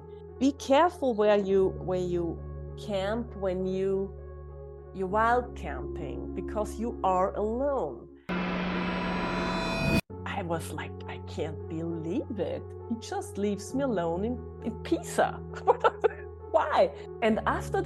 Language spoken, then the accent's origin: English; Salzburg, Austria; also born or lived in Tyrol, Austria; I love my hometown